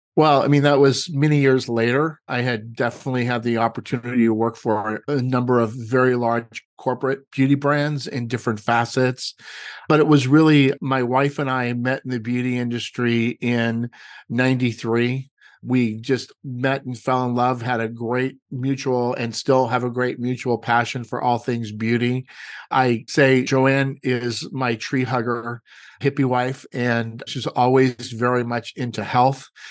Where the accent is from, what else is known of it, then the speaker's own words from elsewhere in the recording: Los Angeles, California, United States; moved away as an adult; also born or lived in Redondo Beach; now in Walnut Creek, United States; I was brought up in Los Angeles, born and raised